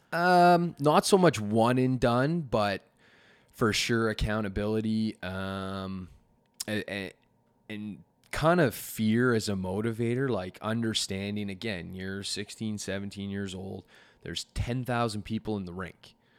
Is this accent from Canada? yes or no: yes; Canada; we're from Canada